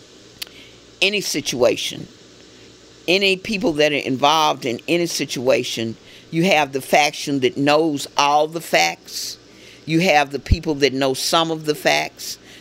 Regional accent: Memphis, Tennessee, United States; I grew up on Carnes Avenue

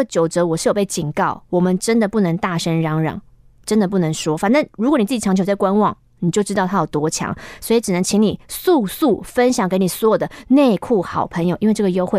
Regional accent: Kinmen County, Taiwan; 我是来自金门的电话亭，有太多故事了。可是我们金门太小

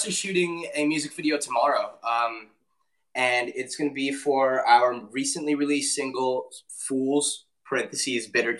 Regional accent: Michigan, United States; I'm Indian American as well. My parents immigrated to Michigan from India

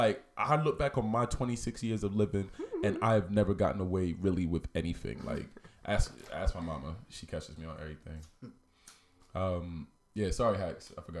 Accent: United States; moved away; because we're American

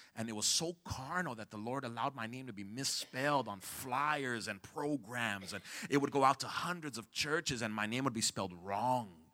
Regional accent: California, United States; I'm from Cali

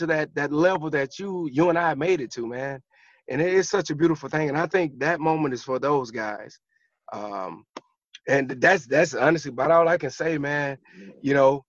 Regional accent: Georgia, United States; I'm from Georgia

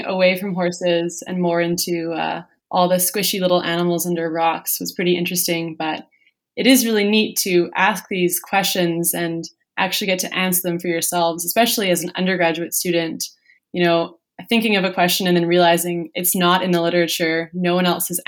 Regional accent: Vancouver, British Columbia, Canada; I grew up in Vancouver, BC

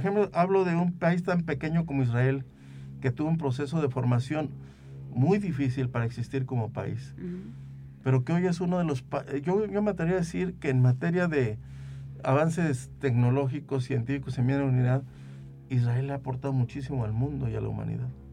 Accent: Venado, San Luis Potosí, Mexico; lo veía yo en mi pueblo, yo soy de Venado

